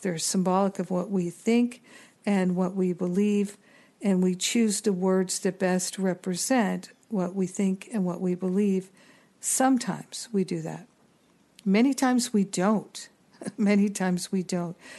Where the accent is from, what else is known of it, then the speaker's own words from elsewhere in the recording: United States; as an American